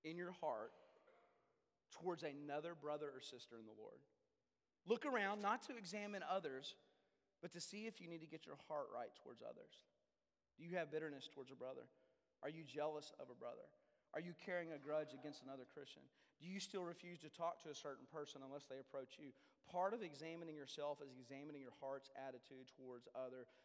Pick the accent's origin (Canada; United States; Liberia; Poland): United States; Denton, Texas; I grew up in North Texas, Denton, Texas